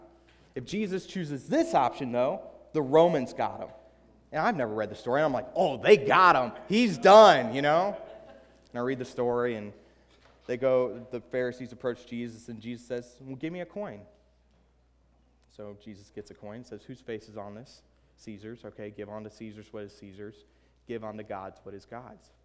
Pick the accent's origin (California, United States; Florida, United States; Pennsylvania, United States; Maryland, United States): Maryland, United States; Southern; also born or lived in Baltimore, Maryland / Cambridge, Maryland; I grew up in Southern Maryland, a hostile atheist